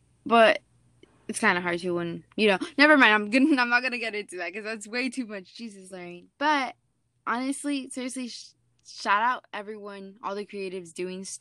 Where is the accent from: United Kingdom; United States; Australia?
United States; San Diego, California; moved away; I'm from San Diego.